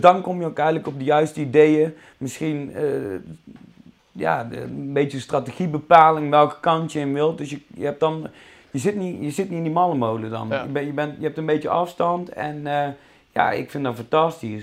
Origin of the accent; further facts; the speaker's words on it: Tilburg, North Brabant, Netherlands; accent: Brabant; also born or lived in Goirle; geboren en getogen in eh, Tilburg. Dus ras echte Brabander. Daar zullen jullie misschien ook wel aan mijn accent horen.